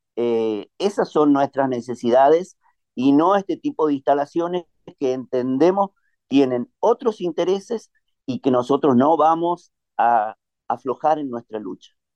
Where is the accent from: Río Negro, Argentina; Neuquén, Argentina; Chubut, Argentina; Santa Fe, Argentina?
Neuquén, Argentina; nuestra provincia